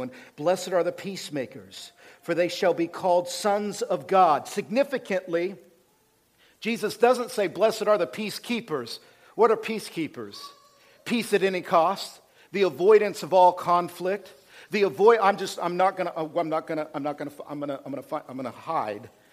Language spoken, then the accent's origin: English; United States; because we're American, this is the way I think.